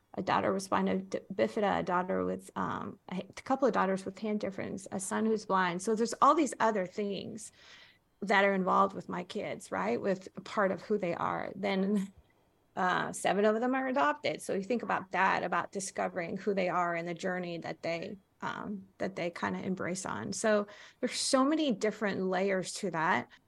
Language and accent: English; Faroe Islands; now in United States; I was born in the Faroe Islands.